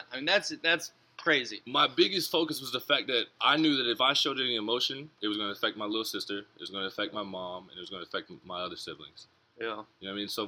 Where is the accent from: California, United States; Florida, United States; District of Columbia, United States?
Florida, United States; Jacksonville; that's my hometown team.